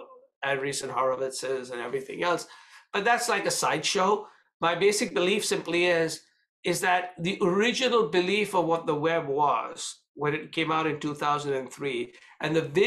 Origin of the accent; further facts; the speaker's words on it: India; when I grew up in India